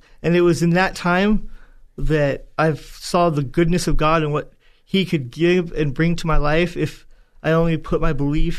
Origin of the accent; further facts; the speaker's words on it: Tracy, California, United States; also born or lived in Manteca; So I was born in San Joaquin County, up in Northern California, in Manteca.